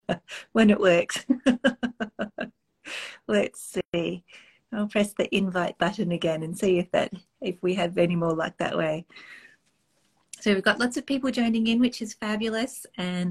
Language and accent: English; Australia; moved away as an adult; now in Canada; I'm originally from Australia, and I came over under totally different circumstances.